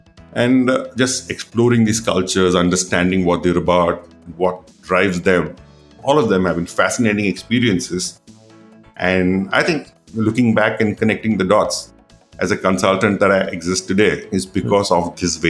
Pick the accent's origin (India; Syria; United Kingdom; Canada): India; Coimbatore, Tamil Nadu; Well, I am from the small town called Coimbatore, Tamil Nadu. {S1} Okay. {S2} And that's where I grew up largely.